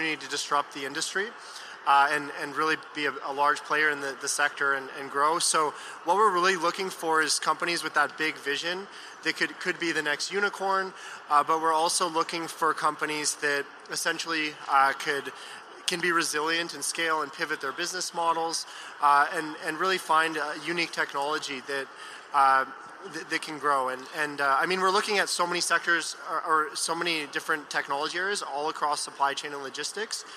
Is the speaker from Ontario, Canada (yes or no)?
no; Vancouver, British Columbia, Canada; moved away as an adult; now in California, United States; I was born and raised in Vancouver, Canada, and then moved to California about 5 years ago.